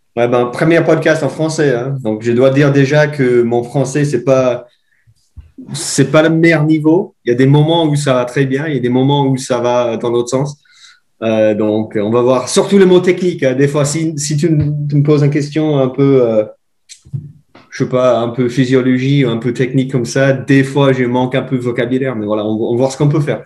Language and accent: French; Ireland; French is a second language; moved away as an adult; also born or lived in Switzerland; now in Morzine, France; J'ai euh, fait première partie de mes études chez moi en Irlande